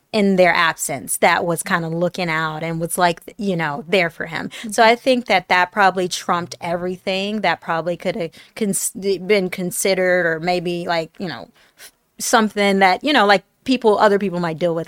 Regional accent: Detroit, Michigan, United States; also born or lived in Tennessee; I grew up in Detroit, uh, by way of, like, Tennessee

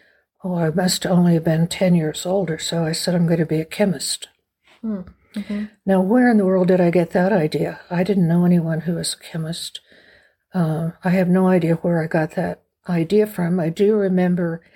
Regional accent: Oklahoma City, Oklahoma, United States; moved away as an adult; also born or lived in Santa Fe, New Mexico; I was born in 1946 in Oklahoma City, very middle America. kind of place and family. We lived semi-rural, 5 acres on the outskirts of the city

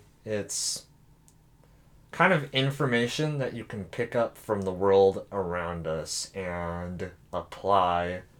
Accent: Overland Park, Kansas, United States; now in Manhattan, United States; I'm from Overland Park, and I play drums

